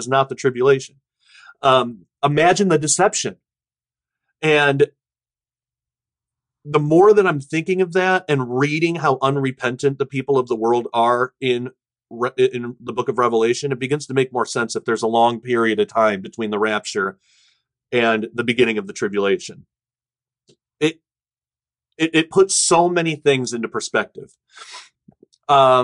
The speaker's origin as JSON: {"language": "English", "country": "United States", "said": "our American, you know, perspective"}